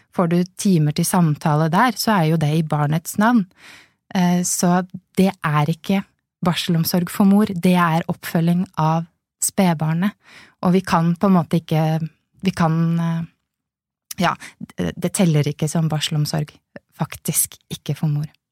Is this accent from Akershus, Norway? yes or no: no; Lillehammer, Innlandet, Norway; moved away; jeg kommer opprinnelig fra Lillehammer